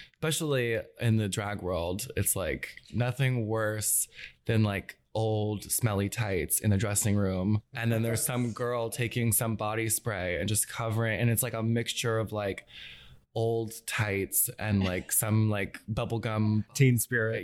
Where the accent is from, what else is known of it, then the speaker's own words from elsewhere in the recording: Atlanta, Georgia, United States; also born or lived in Gwinnett County, Georgia; I grew up in Atlanta, um, but I'm from Gwinnett, which is like just a little bit north of the city.